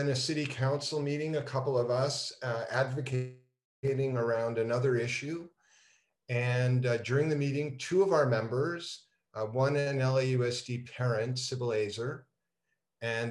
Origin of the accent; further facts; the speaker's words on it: Montreal, Quebec, Canada; moved away as an adult; also born or lived in Toronto, Canada; now in Los Angeles, United States; growing up in Montreal, the 11th commandment is thou shalt play hockey